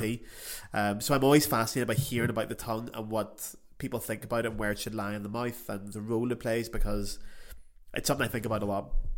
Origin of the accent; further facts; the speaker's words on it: Belfast, Northern Ireland, United Kingdom; moved away as an adult; also born or lived in Paris; I was home in Belfast two weeks ago